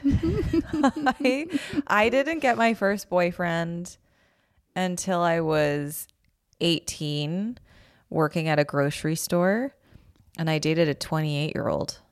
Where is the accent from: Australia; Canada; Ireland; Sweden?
Canada; Calgary, Alberta; moved away as an adult; also born or lived in Toronto; now in Los Angeles, United States; I grew up in Calgary.